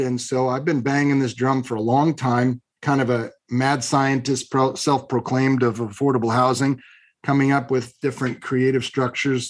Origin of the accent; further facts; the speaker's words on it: Long Beach, California, United States; I was born in Long Beach, California, of moderate means